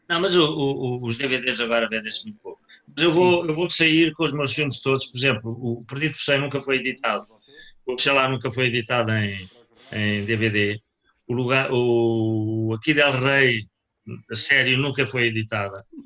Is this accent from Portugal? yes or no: yes; Leiria, Centro, Portugal; moved away; Eu era de Leiria e passava férias na Figueira.